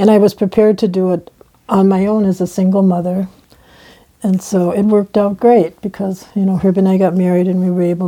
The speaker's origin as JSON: {"language": "English", "town": "Minneapolis", "region": "Minnesota", "country": "United States", "tie": "born or raised there", "also_born_or_lived": "Mahnomen, Minnesota (White Earth Reservation)", "said": "I was adopted when I was 7 by a non-Native family and grew up in the northern suburbs of Minneapolis."}